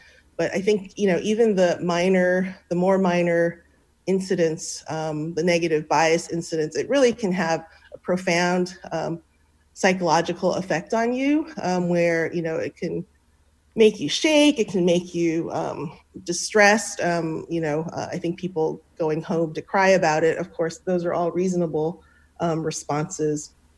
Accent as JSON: {"language": "English", "town": "San Francisco", "region": "California", "country": "United States", "said": "I'm from San Francisco, which is where I'm from"}